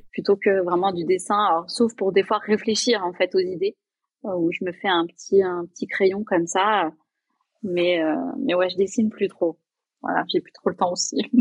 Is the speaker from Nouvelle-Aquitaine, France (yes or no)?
yes; Limoges, Nouvelle-Aquitaine, France; moved away as an adult; also born or lived in Toulouse / Paris; je suis rentrée chez moi, à Limoges